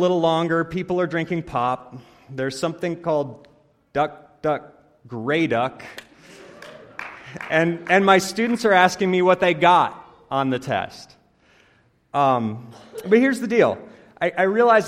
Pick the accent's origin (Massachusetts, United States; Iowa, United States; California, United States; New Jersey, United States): Iowa, United States; moved away as an adult; also born or lived in Chattanooga, Tennessee; now in St. Paul, United States; I grew up in Iowa